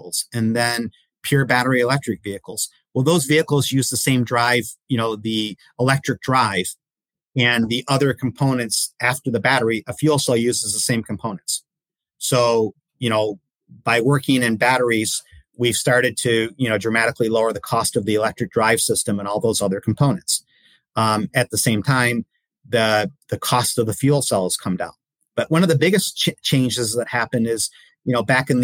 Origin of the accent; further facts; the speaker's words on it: Detroit, Michigan, United States; I grew up in the Detroit area